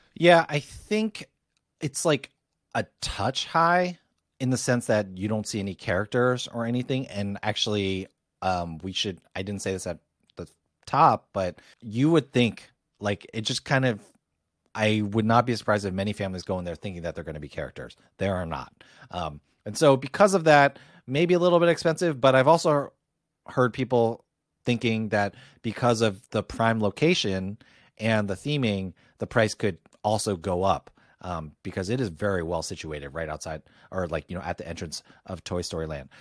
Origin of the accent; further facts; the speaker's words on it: Northeast, United States; for me, a Yankee, not a Yankee fan, but a Yankee from the Northeast